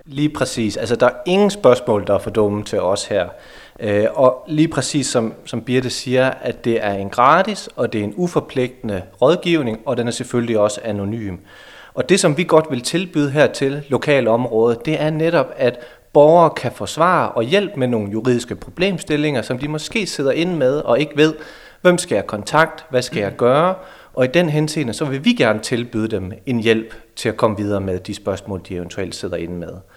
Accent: Hasselager near Aarhus, Central Denmark Region, Denmark; moved away as an adult; also born or lived in Aalborg / Brønderslev / Greenland; Jeg kommer fra Hasten ved, ved Aarhus af, udlært elektriker

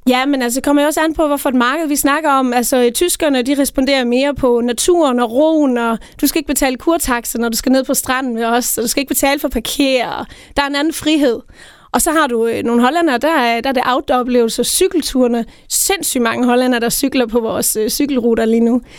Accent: Tinglev, Southern Denmark, Denmark; jeg kommer selv ned fra Tinglev, Tinglef

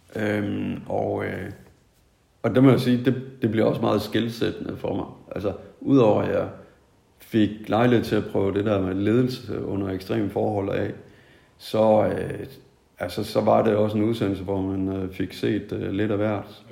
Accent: Tødsø, North Denmark Region, Denmark; also born or lived in Nykøbing Mors; jeg kommer oprindeligt fra, fra Mors. Ja. Oprindeligt så er det fra en, øh, en landsby, der ligger sådan midt på øen.

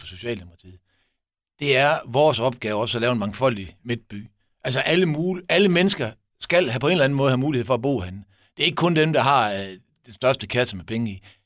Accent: Esbjerg, Southern Denmark, Denmark; vi som Esbjergenser

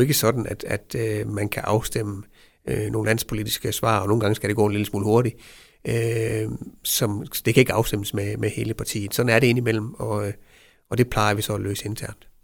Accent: Vejle, Southern Denmark, Denmark; jeg er Vejle-dreng

